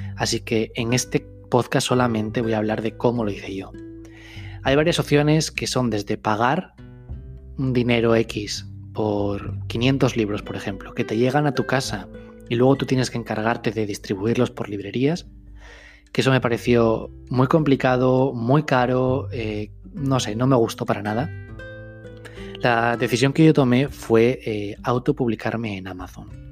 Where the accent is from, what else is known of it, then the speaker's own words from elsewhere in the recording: Gijón, Asturias, Spain; also born or lived in Madrid; yo vivía en Madrid, me volví a mi tierra, a Gijón, que está en el norte de España